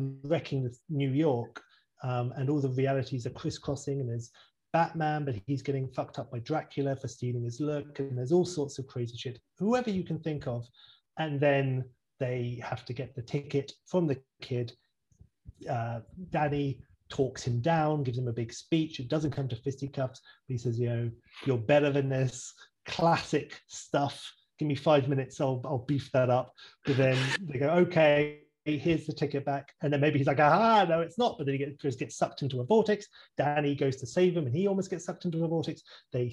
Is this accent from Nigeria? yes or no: no; England, United Kingdom; I'm English